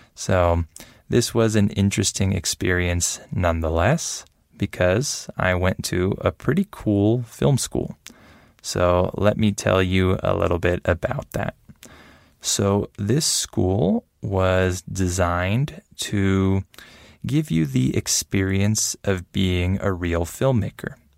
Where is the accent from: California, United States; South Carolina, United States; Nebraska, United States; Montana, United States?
California, United States; San Diego; also born or lived in Los Angeles, California; I grew up mostly in San Diego, California, with my parents